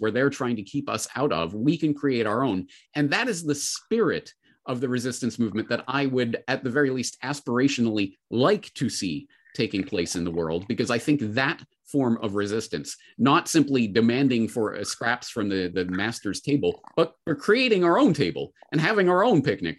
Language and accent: English; Calgary, Alberta, Canada; my hometown of Calgary